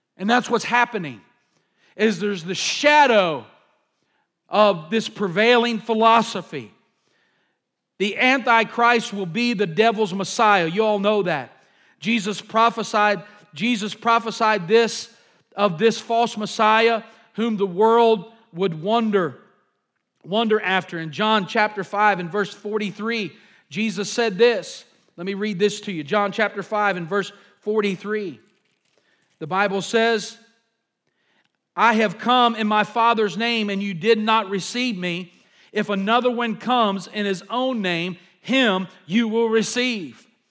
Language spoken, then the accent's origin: English; United States; I'm an American